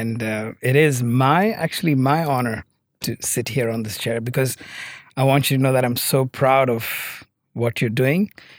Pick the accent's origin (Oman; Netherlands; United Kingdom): Oman; Muscat; So I was born in Oman as a third culture kid. Grew up in Oman and did school my whole life, pretty much, actually. And Oman has been home for me.